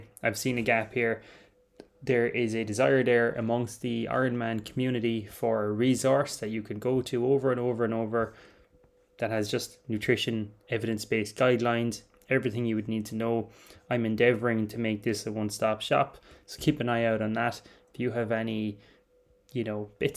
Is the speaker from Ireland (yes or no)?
yes; Ireland; I'm Irish, I'm sitting here in Clonmel, County Tipperary